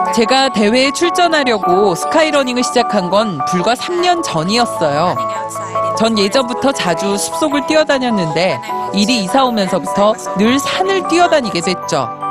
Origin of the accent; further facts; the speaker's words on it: Sweden; also born or lived in Norway; now in Alps; 전 스웨덴 출신이고 노르웨이에 오랫동안 살았기 때문에